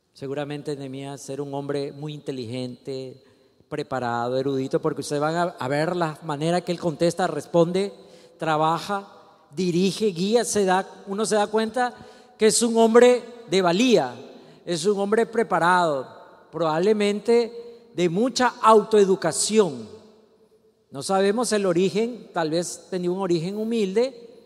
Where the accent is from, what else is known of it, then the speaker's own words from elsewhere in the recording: Ecuador; Usted y yo somos ecuatorianos, no por accidente, no por mala suerte, no nacimos gringos